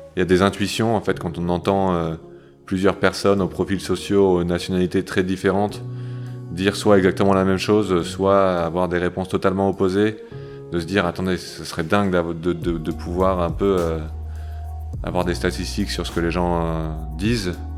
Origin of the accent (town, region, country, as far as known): near Lille, Hauts-de-France, France; now in Paris, France